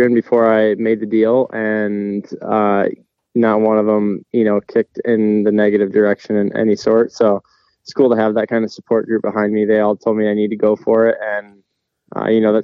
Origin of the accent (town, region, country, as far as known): Michigan, United States; born or raised there